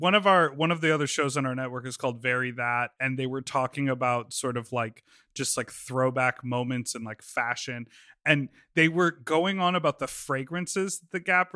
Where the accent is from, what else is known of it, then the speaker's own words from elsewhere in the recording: Evanston, Illinois, United States; There was a store in my hometown. I grew up in Evanston, which is where Northwestern is, just out of Chicago.